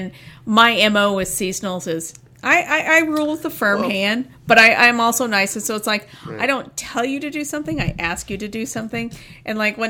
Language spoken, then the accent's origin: English; Indiana, United States; moved away; I grew up in Indiana